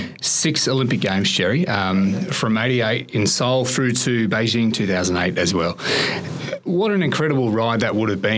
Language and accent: English; New South Wales, Australia; as someone who's a New South Welshman, and I am too